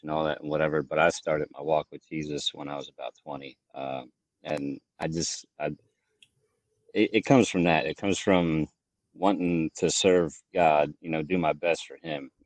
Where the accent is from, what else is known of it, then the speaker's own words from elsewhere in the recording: Maryland, United States; moved away as an adult; also born or lived in Lancaster, Pennsylvania; I grew up in Maryland